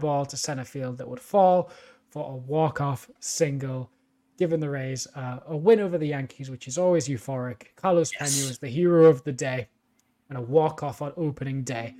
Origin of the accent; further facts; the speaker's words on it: United Kingdom; my hometown in the UK